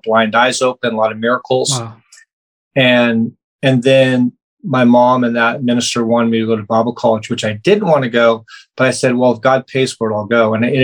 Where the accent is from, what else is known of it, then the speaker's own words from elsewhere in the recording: Placerville, California, United States; also born or lived in Los Angeles, California / Folsom, California; I was born in LA and raised up in the Placerville area in the Northern California area